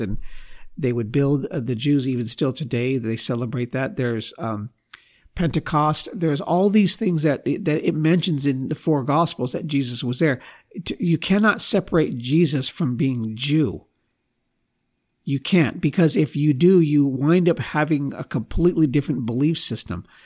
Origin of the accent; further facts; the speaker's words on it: United States; I've been raised to believe a lot of different things as an American